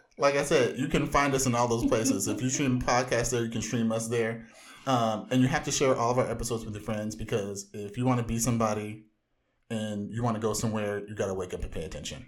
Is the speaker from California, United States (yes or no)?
yes; Orange County, Southern California, United States; bona fide comic book fanatic from the widest part of Southern California